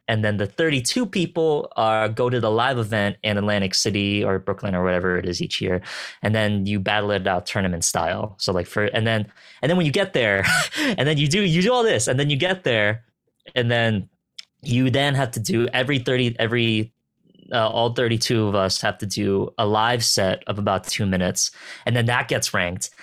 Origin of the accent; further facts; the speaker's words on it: Philippines; I'm a Filipino